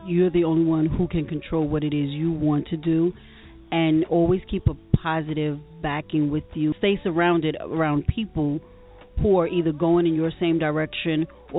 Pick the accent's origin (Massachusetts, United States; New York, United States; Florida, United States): New York, United States; New York City; I'm from Brooklyn, New York. Brooklyn. Born and raised, yes.